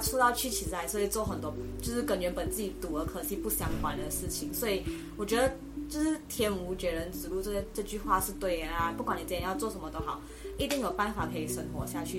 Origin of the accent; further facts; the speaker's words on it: Malaysia; moved away as an adult; now in Taiwan; 我来自马来西亚，然后今年大三，然后读的是，呃，世新大学的公共关系暨广告学系